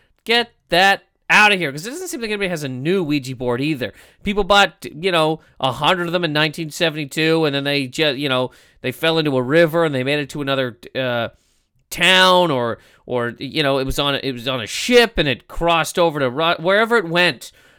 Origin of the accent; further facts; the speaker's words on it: Nova Scotia, Canada; also born or lived in Toronto; now in New York, United States; when I moved there from Nova Scotia, I got to Toronto and I was like, oh my God, this place is huge. I'm scared of it.